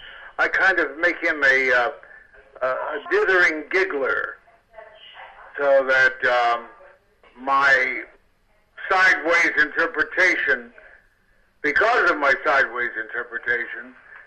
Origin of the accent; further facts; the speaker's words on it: Kansas City, Missouri, United States; Well, I come from Kansas City